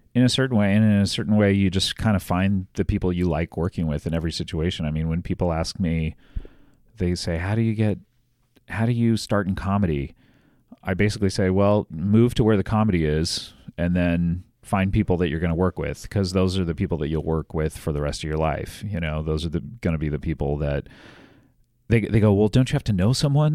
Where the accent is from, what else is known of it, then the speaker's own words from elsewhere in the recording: Orange County, California, United States; I grew up in Orange County